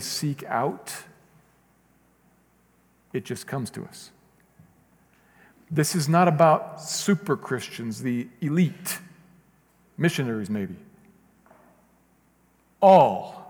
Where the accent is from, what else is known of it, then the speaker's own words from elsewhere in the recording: United States; I'm an American.